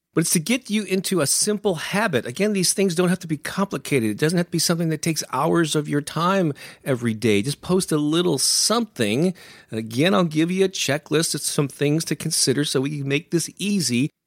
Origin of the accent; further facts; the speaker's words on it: St. Louis, Missouri, United States; my hometown of Saint Louis, Missouri